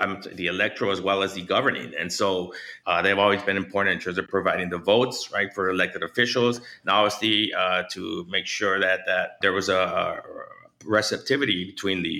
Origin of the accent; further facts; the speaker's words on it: Los Angeles, California, United States; moved away as an adult; now in Chicago, United States; my hometown, Los Angeles